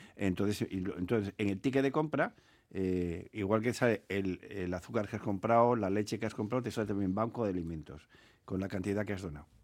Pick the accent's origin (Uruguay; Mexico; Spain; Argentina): Spain; Asturias; now in Bizkaia, Spain; mi tierra, yo soy asturiano